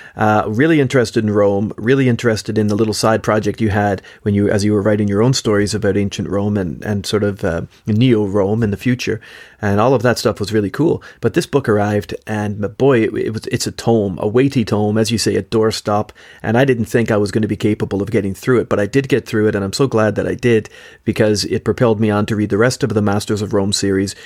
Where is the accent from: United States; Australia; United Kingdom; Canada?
Canada; Josh and I grew up as cousins in Canada